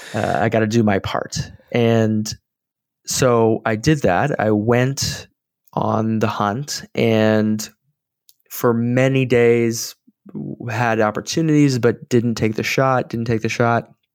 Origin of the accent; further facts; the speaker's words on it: San Antonio, Texas, United States; I was back in my hometown of San Antonio